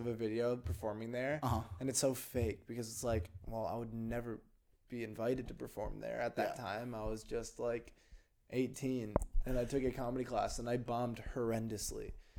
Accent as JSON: {"language": "English", "town": "Greenwich", "region": "Connecticut", "country": "United States", "moved": "yes", "said": "That's where I'm from. I'm from Greenwich."}